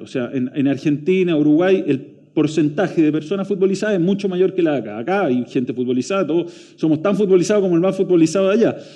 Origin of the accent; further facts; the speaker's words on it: Chile; como chilenos